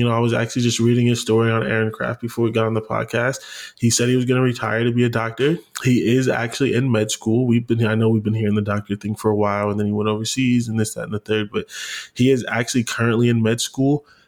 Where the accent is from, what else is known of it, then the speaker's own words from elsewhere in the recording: Canton, Ohio, United States; I'm from Canton.